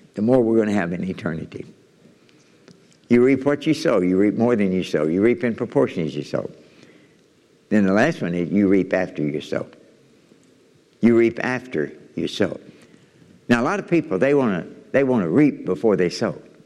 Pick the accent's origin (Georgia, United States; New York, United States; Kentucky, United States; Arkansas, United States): Kentucky, United States; I'm from Kentucky.